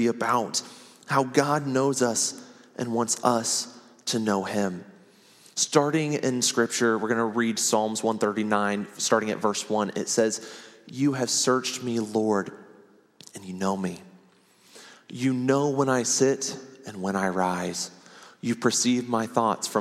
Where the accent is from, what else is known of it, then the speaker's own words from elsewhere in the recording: Ohio, United States; moved away as an adult; now in Oklahoma City, United States; we moved our family to Ohio. I ended up spending 26 years there